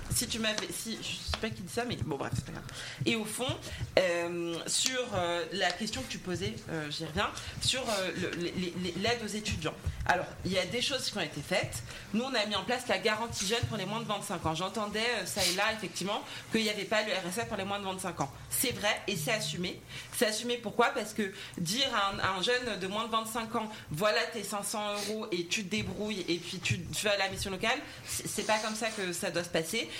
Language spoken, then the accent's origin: French; Val-de-Marne, Île-de-France, France; je viens du Val-de-Marne